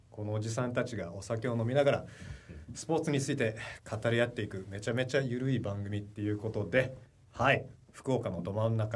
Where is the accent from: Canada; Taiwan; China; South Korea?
Canada; moved away; えー、日系カナダ人カナダ生まれカナダ育ち